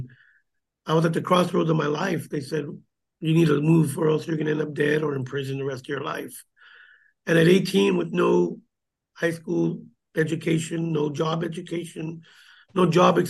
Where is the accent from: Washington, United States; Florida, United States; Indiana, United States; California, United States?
California, United States; Gilroy; I grew up here in Gilroy, you know, went to Rutgers School